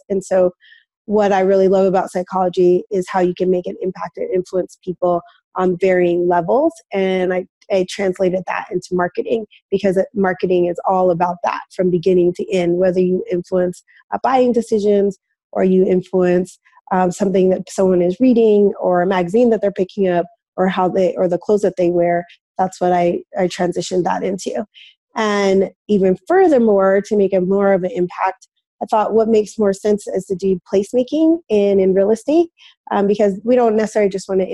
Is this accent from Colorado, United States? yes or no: yes; Denver, Colorado, United States; moved away as an adult; also born or lived in New York City / Ithaca, New York; I'm born and raised in Denver, Colorado